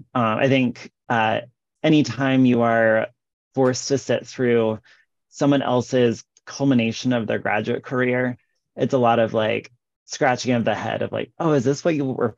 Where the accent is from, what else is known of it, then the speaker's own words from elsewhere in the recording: Midwest, United States; now in Iowa, United States; maybe because I'm from the Midwest, but also just because I've been hanging out here in the state of Iowa